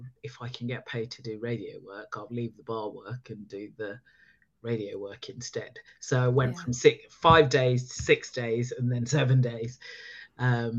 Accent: Luton, East of England, United Kingdom; moved away; also born or lived in Preston / Birmingham / London; I slowly moving back down the country because I was born in Luton

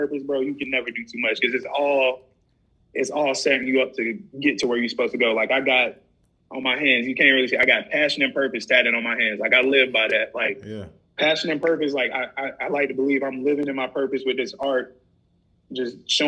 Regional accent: Rock Hill, South Carolina, United States; I grew up in Rock Hill

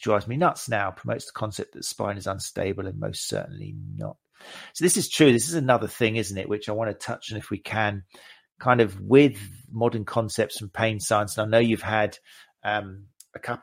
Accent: United Kingdom; We're British here.

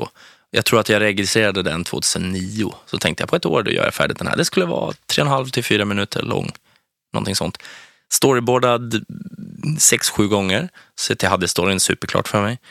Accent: Strängnäs, Södermanland, Sweden; born or raised there

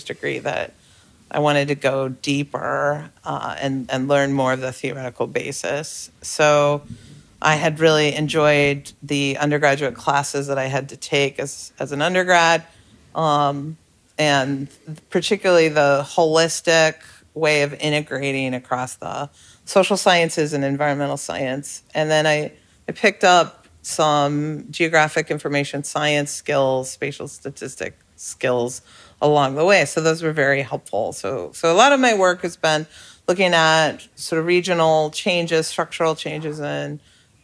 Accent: Colorado, United States; I grew up in Colorado

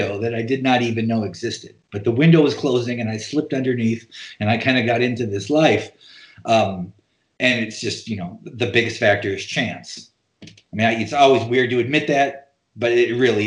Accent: North Dakota, United States; also born or lived in New York; now in Portland, United States; growing up in North Dakota, I assumed the difference between life in rural North Dakota and life in New York

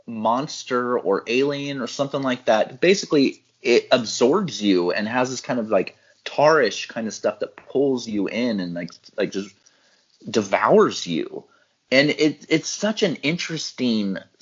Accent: Central Valley, California, United States; growing up in the Central Valley

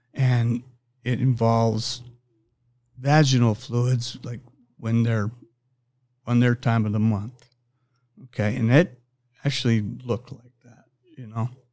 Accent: Pueblo, Colorado, United States; I'm from Pueblo, Colorado

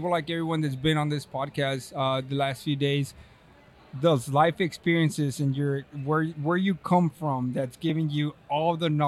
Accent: Texas, United States; now in California, United States; I'm from know. Texas. well, I won't. Yeah, I live in California.

